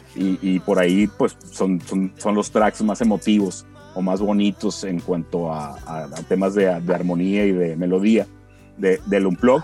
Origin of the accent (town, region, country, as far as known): Mexico